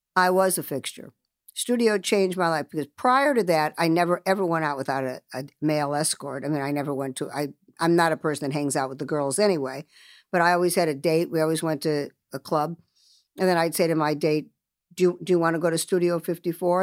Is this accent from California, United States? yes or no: yes; Los Angeles, California, United States; also born or lived in Chicago / Beverly Hills; being brought up, uh, you know, in Los Angeles, I was brought up by my mother and my brother and myself